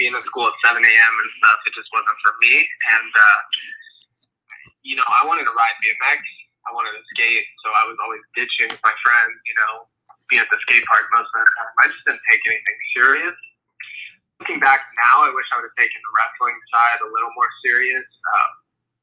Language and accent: English; Las Vegas, Nevada, United States; I grew up in Las Vegas, Nevada